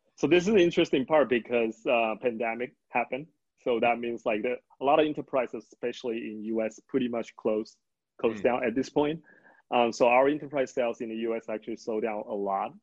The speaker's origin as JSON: {"language": "English", "town": "Tainan", "country": "Taiwan", "tie": "born or raised there", "said": "I'm born and raised in Taiwan"}